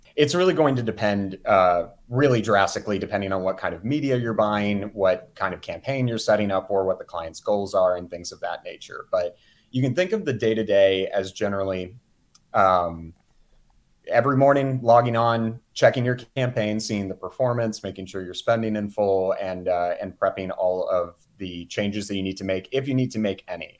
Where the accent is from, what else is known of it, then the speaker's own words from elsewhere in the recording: Houston, Texas, United States; also born or lived in Mississippi; now in Kansas City, United States; originally, I'm from the Houston area.